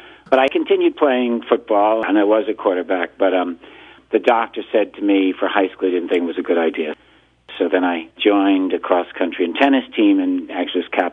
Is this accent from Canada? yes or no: no; Greenwich, Connecticut, United States; I was born in 1950 in Greenwich, Connecticut, and I went to elementary school there